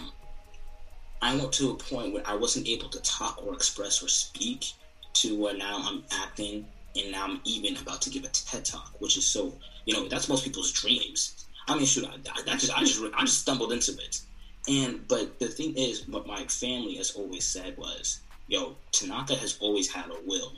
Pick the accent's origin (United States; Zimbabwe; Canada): Zimbabwe; moved away; I'm not Nigerian, I'm Zimbabwean